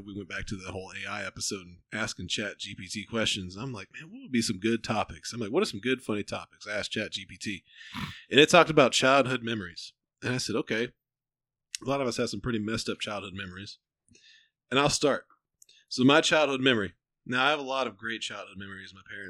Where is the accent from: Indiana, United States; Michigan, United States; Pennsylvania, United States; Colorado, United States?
Pennsylvania, United States; Pittsburgh; I was from Pittsburgh